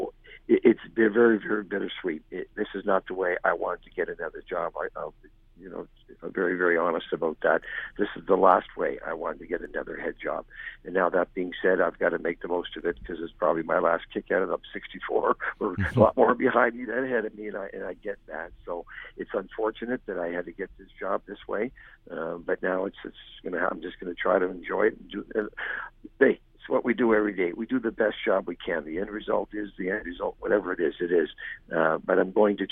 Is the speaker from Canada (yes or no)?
yes; the Maritimes, Nova Scotia, Canada; now in Dallas, United States; I'm from the Maritimes in Canada